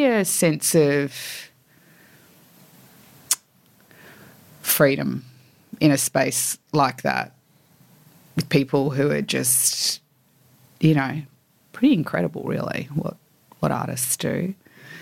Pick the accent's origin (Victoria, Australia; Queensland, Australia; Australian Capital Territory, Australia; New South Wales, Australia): New South Wales, Australia; Sydney; I grew up in Annandale. I went to Fort Street